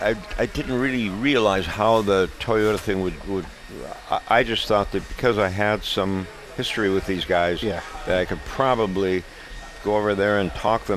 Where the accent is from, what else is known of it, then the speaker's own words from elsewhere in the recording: Minnesota, United States; We're from Minnesota.